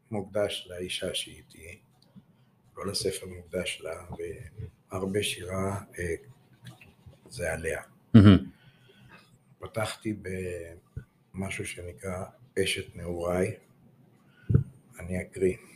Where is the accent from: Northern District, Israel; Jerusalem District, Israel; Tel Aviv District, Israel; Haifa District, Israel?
Tel Aviv District, Israel; Tel Aviv; אני יליד הארץ, דור רביעי, אה. תל אביבי במקור, בשורשים.